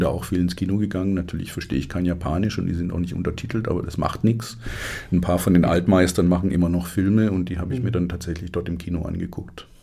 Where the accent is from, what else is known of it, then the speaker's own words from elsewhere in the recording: Stuttgart, Baden-Württemberg, Germany; ich bin in Stuttgart groß geworden